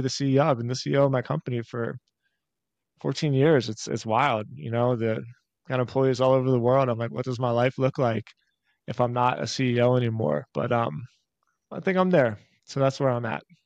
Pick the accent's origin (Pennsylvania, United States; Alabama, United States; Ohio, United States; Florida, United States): Pennsylvania, United States; Philadelphia; I'm born and raised in Philly